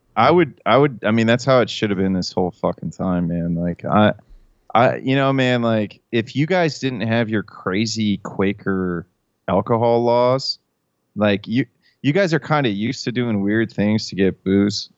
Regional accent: Hilliard, Ohio, United States; when I grew up in Columbus, it was really conservative. Like, I grew up in Hilliard

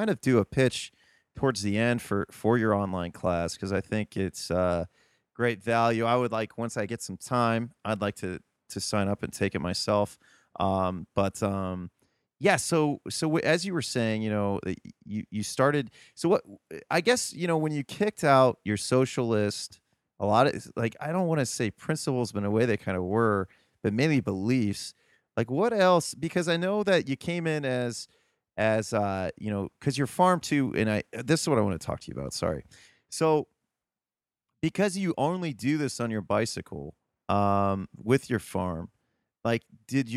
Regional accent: Midwest, United States; an American from the Midwest

